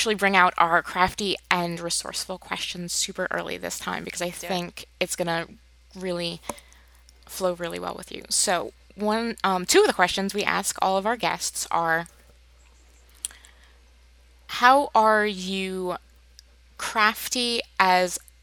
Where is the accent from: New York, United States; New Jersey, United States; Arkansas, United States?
New Jersey, United States; now in Michigan, United States; we grew up in New Jersey on the East Coast, and we moved out to Michigan